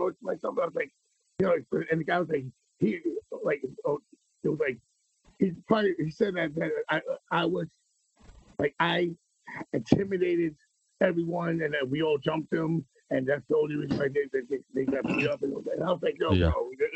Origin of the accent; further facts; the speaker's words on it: New York City, New York, United States; also born or lived in Queens; I was born in Manhattan